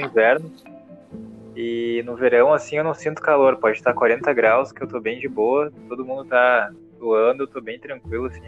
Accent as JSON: {"language": "Portuguese", "town": "Porto Alegre", "region": "Rio Grande do Sul", "country": "Brazil", "also_born_or_lived": "João Pessoa", "said": "nós somos de Porto Alegre"}